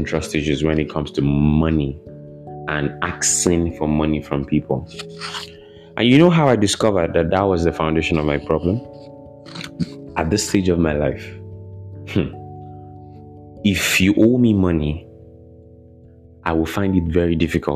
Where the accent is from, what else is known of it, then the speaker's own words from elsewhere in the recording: Ibadan, Oyo, Nigeria; moved away as an adult; also born or lived in Lagos, Nigeria; I grew up in Nigeria, Ibadan, Nigeria. I grew up there. I lived there for many years, over 2 decades.